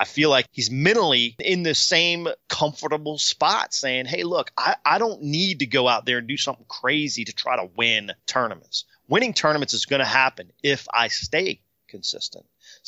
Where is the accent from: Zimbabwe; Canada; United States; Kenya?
United States; Virginia; Where I grew up in Virginia, Kurt Lytle was running one of those like